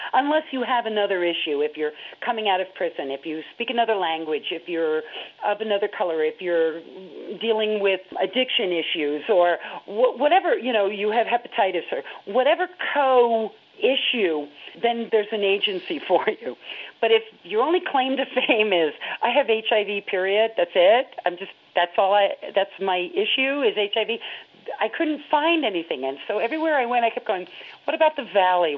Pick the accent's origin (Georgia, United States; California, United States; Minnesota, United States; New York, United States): New York, United States; moved away; also born or lived in Florida; growing up in New York State